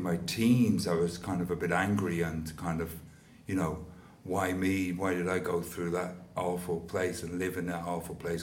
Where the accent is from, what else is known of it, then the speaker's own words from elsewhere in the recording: London, United Kingdom; accent: mix of London and Dublin; also born or lived in Dublin, Ireland; now in Ireland; I grew up in the 1960s and 1970s in London